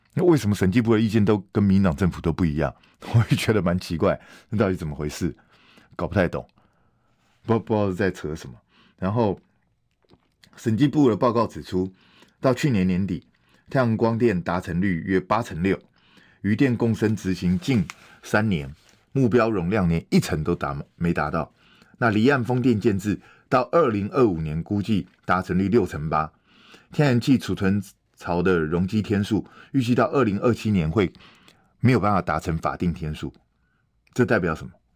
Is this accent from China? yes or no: no; Taiwan; 我们台湾人